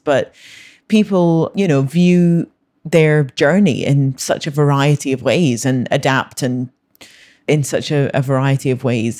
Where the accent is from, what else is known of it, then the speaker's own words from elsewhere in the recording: Scotland, United Kingdom; I was born in Scotland, grew up in Scotland, I've always lived there